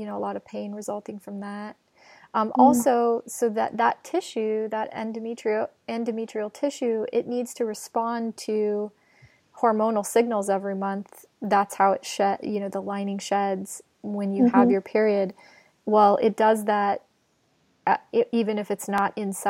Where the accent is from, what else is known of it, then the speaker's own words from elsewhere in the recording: Montana, United States; moved away; I lived in Montana. I'm from Montana.